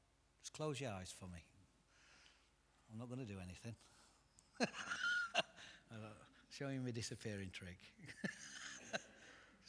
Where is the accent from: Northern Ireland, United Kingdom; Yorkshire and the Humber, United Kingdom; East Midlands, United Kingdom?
East Midlands, United Kingdom; Derbyshire; I'm actually from Derbyshire